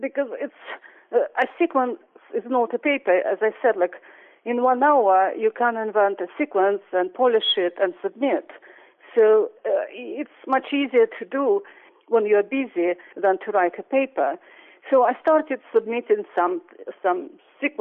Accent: Russia; moved away as an adult; also born or lived in Princeton; now in United States; I grew up in Russia

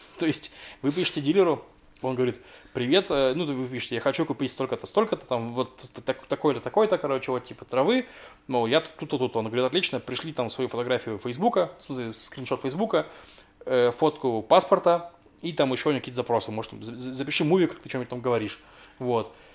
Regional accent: Russia; moved away; я из России

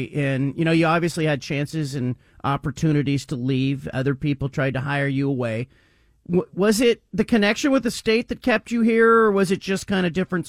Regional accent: California, United States; also born or lived in Oregon; I grew up in California, but you know, I was born in the state of Oregon

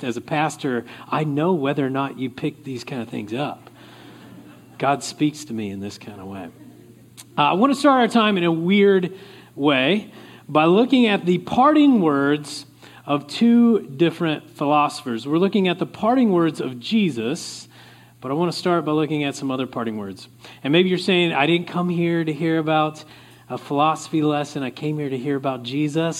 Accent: Oklahoma, United States; moved away; I come from Oklahoma originally

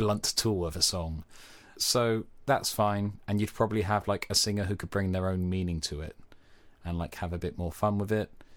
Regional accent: Cornwall, South West England, United Kingdom; Being Cornish

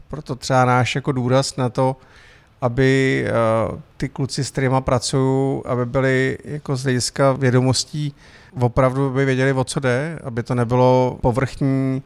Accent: Mariánské Lázně, Karlovy Vary Region, Czechia; moved away as an adult; now in Prague, Czech Republic; jsem Čech, který pochází z Mariánek

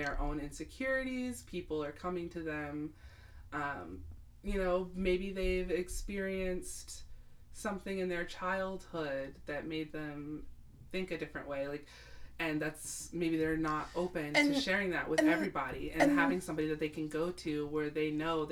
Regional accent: United States; my experience as an American

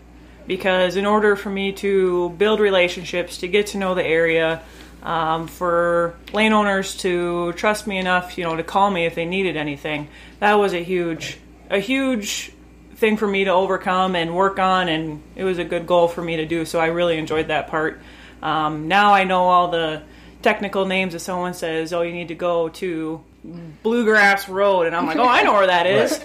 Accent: Alexandria, South Dakota, United States; I'm originally from Alexandria, South Dakota

